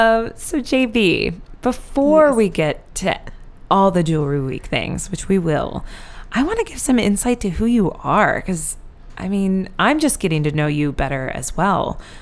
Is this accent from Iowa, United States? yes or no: yes; Iowa, United States; also born or lived in Oklahoma; I'm born in Oklahoma and raised in Iowa.